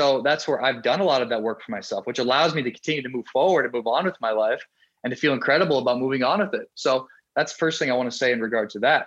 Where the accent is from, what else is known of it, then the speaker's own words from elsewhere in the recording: South Dakota, United States; moved away; also born or lived in Miami, Florida; When I moved from South Dakota, a small state in the US, all we have is corn and cows, to Miami and Florida